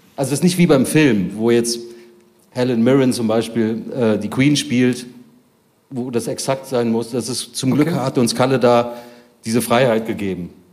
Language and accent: German; Bonn, North Rhine-Westphalia, Germany; ich als Bonner Inder